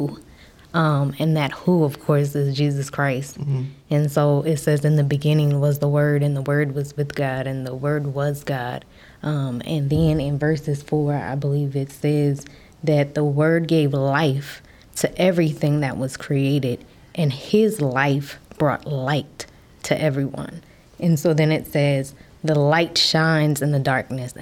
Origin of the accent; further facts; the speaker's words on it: Baltimore, Maryland, United States; also born or lived in Dallas; I am a native of the great Baltimore, Maryland